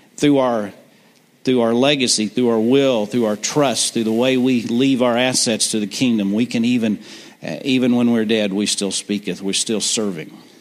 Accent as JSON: {"language": "English", "town": "Granby", "region": "Missouri", "country": "United States", "tie": "born or raised there", "also_born_or_lived": "Kansas City, Missouri", "said": "I grew up uh, outside of Granby on Shoal Creek"}